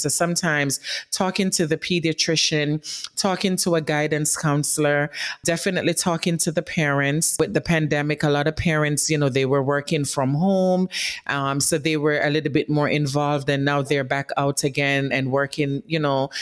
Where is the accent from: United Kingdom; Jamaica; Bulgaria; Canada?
Jamaica; now in New York City, United States; I grew up in Jamaica as a young girl